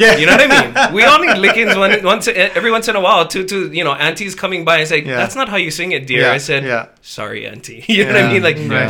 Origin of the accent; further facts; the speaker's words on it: Hawaii, United States; I grew up on the Japanese side of my family, half Japanese. So, like, all the Japanese, grew up Japanese, basically. Went to Kamehameha, did not take Hawaiian language.